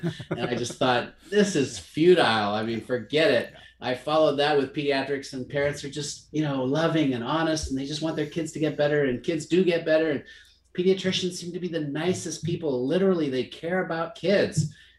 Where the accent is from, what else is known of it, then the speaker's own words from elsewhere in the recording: Zimbabwe; I grew up in Africa, kid of a missionary family in Rhodesia, what's now Zimbabwe.